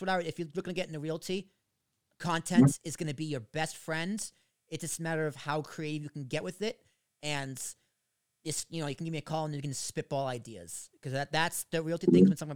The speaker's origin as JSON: {"language": "English", "country": "United States", "said": "I'm an American dude"}